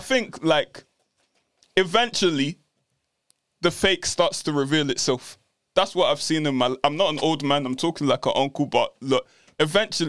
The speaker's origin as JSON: {"language": "English", "region": "London", "country": "United Kingdom", "moved": "as an adult", "said": "I'm from London and I came up north"}